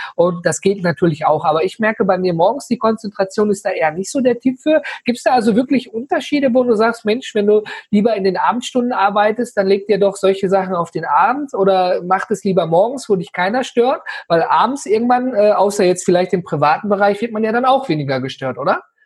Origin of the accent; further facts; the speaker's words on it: Ruhr area, North Rhine-Westphalia, Germany; ich komme ja hier aus dem Ruhrgebiet